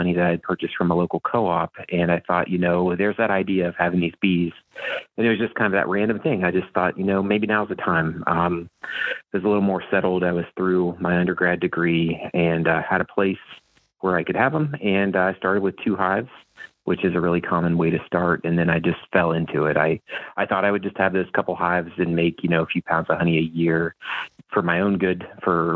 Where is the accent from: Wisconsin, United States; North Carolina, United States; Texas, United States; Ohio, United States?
Ohio, United States; central; moved away as an adult; also born or lived in Kentucky; now in Iowa, United States; I grew up in the country in central Ohio